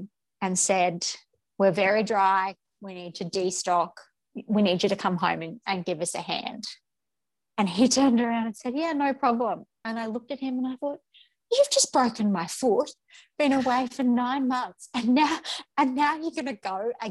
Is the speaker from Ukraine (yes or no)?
no; Brisbane, Queensland, Australia; moved away as an adult; I was born and bred in Brisbane, in inner city Brisbane